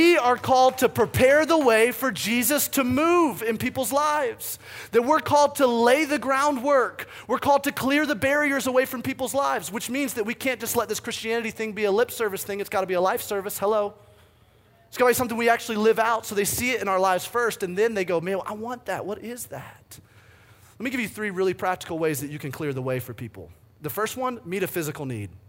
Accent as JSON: {"language": "English", "region": "the South", "country": "United States", "tie": "born or raised there", "also_born_or_lived": "the Midwest", "moved": "yes", "said": "I grew up in the South"}